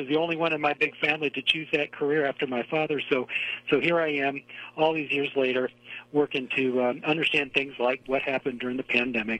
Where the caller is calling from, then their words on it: Research Triangle Park, North Carolina, United States; Calling from Research Triangle Park, North Carolina. That's the Raleigh-Durham-Chapel Hill area.